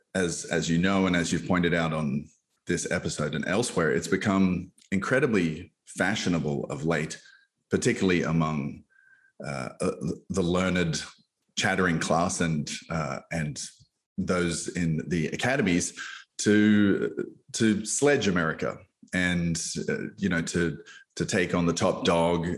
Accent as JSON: {"language": "English", "country": "Australia", "moved": "as an adult", "lives_now": "United States", "said": "I come from Australia. Your listeners can probably hear my my accent"}